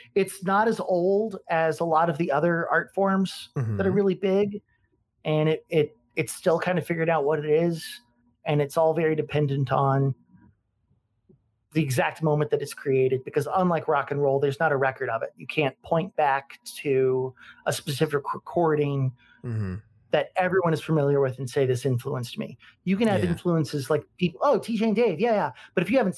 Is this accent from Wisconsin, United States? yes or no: no; Garden City, Kansas, United States; moved away as an adult; also born or lived in Lawrence, Kansas; growing up in that city with very liberal parents